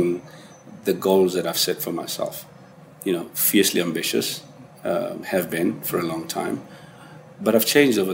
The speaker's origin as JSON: {"language": "English", "town": "Soweto", "region": "Gauteng", "country": "South Africa", "tie": "born or raised there", "said": "I grew up in Soweto, and I'm a child of the 70s"}